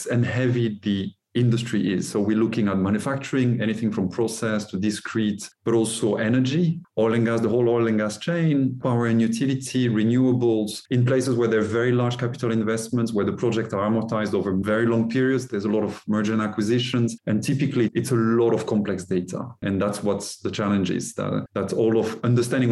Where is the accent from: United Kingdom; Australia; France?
France; also born or lived in Norway; now in Texas, United States; I'm French originally